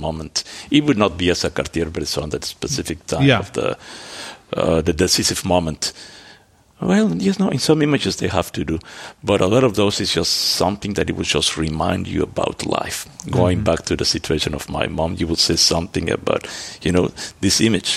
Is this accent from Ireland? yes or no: no; Mexico; moved away; also born or lived in Antwerp, Belgium; I grew up in Mexico.